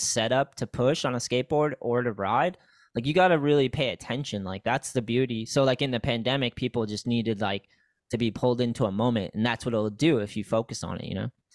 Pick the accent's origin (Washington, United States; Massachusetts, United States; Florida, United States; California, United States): Massachusetts, United States; I'm from Massachusetts